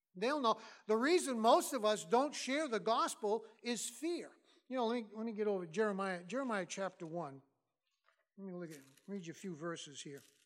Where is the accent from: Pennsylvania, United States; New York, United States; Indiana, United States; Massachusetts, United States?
Massachusetts, United States; moved away; I'm from Massachusetts originally